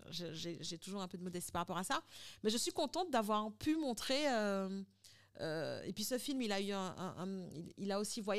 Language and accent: French; France; J'ai du mal à le dire, mais parce qu'on est français, on a l'impression que, voilà, on est